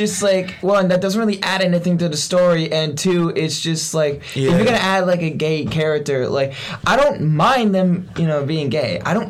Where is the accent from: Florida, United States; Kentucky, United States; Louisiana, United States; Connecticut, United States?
Connecticut, United States; now in Pennsylvania, United States; No, we're from Connecticut.